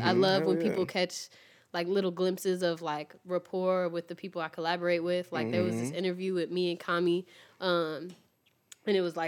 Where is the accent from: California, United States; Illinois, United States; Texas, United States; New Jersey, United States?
Illinois, United States; Chicago; I'm from Chicago